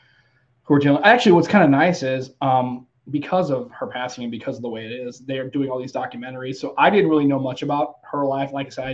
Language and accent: English; United States; as an American